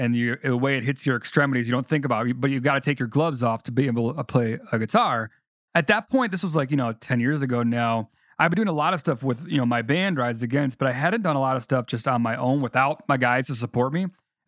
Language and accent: English; Chicago, Illinois, United States; growing up in Chicago